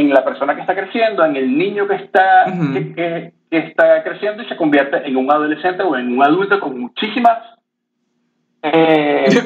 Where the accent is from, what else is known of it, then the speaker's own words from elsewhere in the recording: Venezuela; yo, este, bueno, crecí en Venezuela